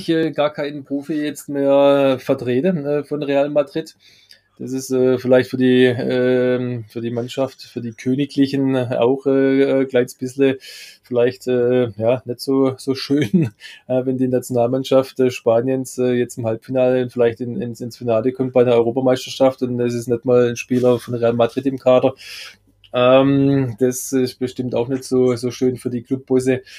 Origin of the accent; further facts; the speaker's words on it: Baden-Württemberg, Germany; Gottes schönste Gabe ist der Schwabe